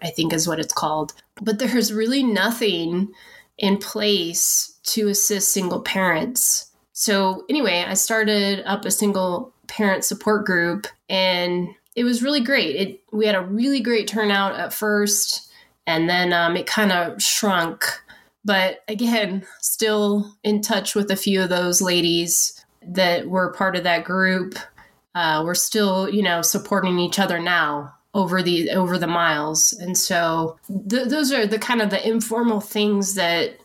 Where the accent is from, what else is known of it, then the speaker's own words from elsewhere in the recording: Washington, United States; moved away as an adult; We moved to Fairchild, which I'm from Washington State. So I was excited to be about 4 hours from my family